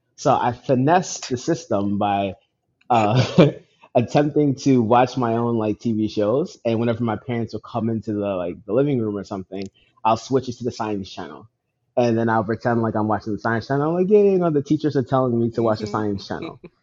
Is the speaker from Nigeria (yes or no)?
yes; Nigeria; I'm Nigerian